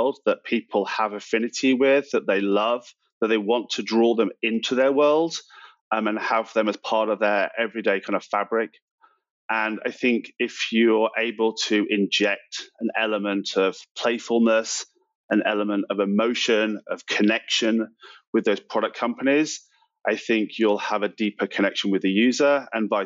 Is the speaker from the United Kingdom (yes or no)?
yes; United Kingdom; moved away as an adult; now in United States; I'm from the UK originally. I moved to the US about 15 years ago now